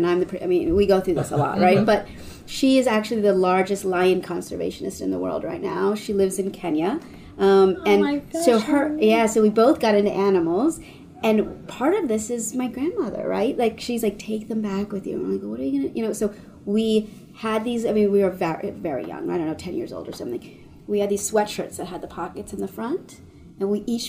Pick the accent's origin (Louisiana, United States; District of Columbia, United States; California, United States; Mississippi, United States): District of Columbia, United States; Washington; moved away as an adult; also born or lived in Connecticut; now in Los Angeles, United States; I grew up in Washington, D.C. I'm first-generation American. Both my parents are from Cairo, Egypt